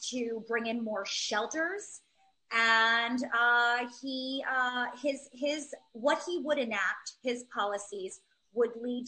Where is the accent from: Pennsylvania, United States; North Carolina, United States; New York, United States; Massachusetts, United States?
New York, United States; New York City; I'm born and raised in Manhattan.